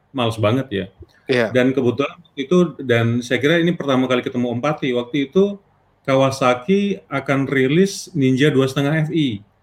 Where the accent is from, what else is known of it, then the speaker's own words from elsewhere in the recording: Pontianak, West Kalimantan, Indonesia; dulu kan saya lahir besar di Pontianak ya, namanya kota kecil itu kan motor tuh penting banget ya